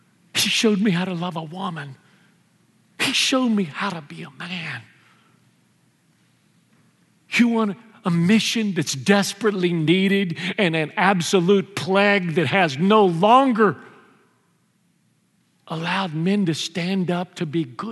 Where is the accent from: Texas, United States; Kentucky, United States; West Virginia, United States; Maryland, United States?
Texas, United States; Houston; moved away; I grew up in the Mexican ghetto of Houston